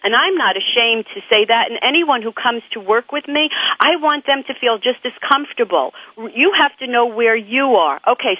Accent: New York, United States; I'm from New York.

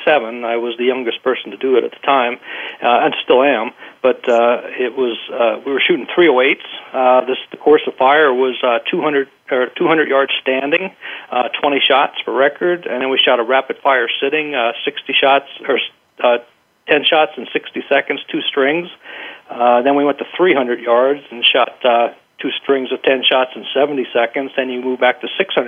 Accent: eastern Pennsylvania, United States; I grew up in Pennsylvania, eastern Pennsylvania

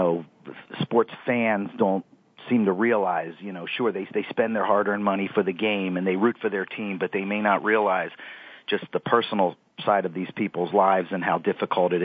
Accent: Cincinnati, Ohio, United States; also born or lived in Toledo, Ohio; I grew up in Cincinnati, Ohio, and have come back here

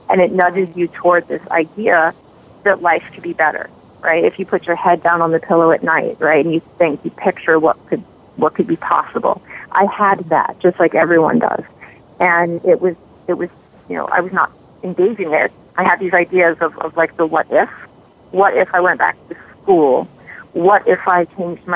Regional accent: New York City, New York, United States; I was raised in the Bronx in New York City

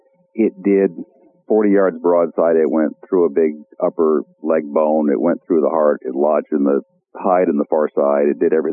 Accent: Iowa, United States; my home state of Iowa

